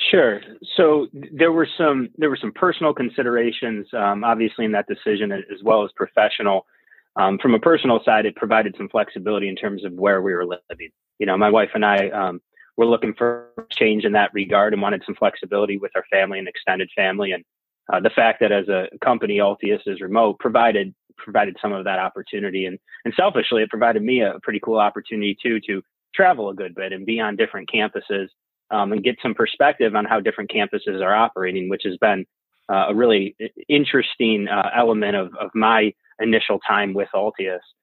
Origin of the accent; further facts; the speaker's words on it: Utica, New York, United States; I grew up in Utica, New York